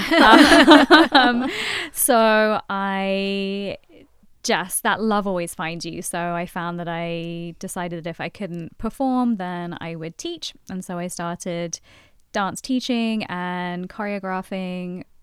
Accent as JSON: {"language": "English", "region": "London", "country": "United Kingdom", "moved": "as an adult", "lives_now": "Boston, United States"}